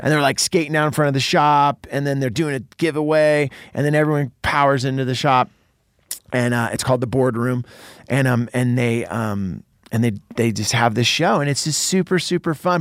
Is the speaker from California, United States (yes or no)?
yes; Santa Cruz, California, United States; moved away; Santa Cruz, my hometown